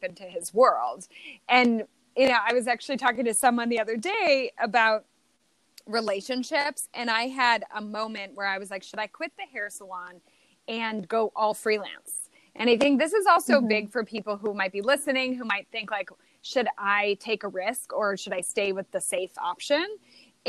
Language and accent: English; Illinois, United States; I'm from Illinois.